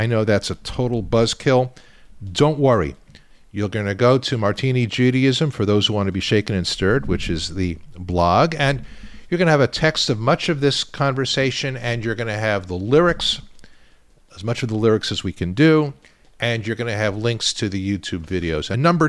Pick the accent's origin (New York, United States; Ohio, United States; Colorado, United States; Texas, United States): New York, United States; Long Island; I grew up on Long Island.